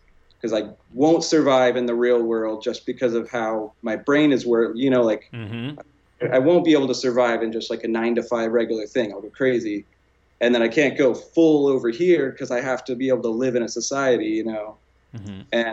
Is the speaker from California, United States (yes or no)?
no; small town outside of Houston, Texas, United States; moved away as an adult; I'm from Texas. I just moved out here. I'm from like a really small town outside of Houston